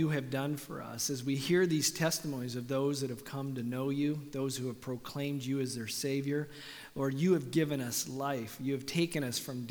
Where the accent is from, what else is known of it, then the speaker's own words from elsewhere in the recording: Canada; moved away; I'm Canadian